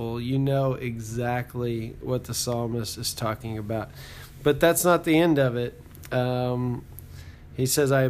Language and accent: English; Texas, United States; now in Oklahoma, United States; So I live in Oklahoma, and I grew up in Texas